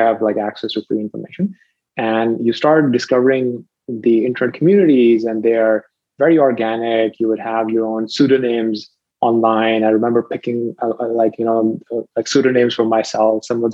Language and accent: English; Rawalpindi, Punjab, Pakistan; moved away; I was a teenager. I was living in Pakistan, a pretty sleepy town even within Pakistan. It's called Rawalpindi.